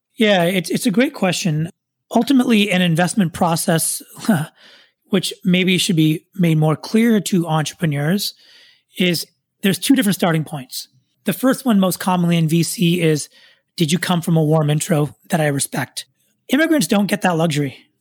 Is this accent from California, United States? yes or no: yes; Silicon Valley, Bay Area, California, United States; I was born and raised here in Silicon Valley, son of immigrants, grew up throughout my childhood here in the Bay Area